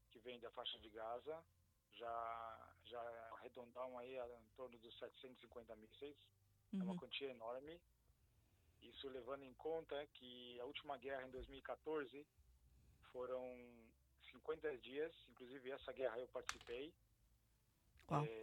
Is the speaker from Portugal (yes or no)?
no; São Paulo, Brazil; now in Ashkelon, Israel; Sou de São Paulo.